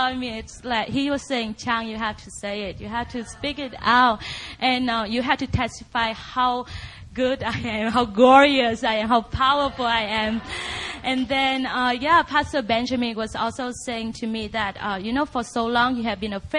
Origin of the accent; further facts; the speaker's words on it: Vietnam; moved away as an adult; now in United States; I grew up in Vietnam, and I was raised up in a huge, dedicated Buddhist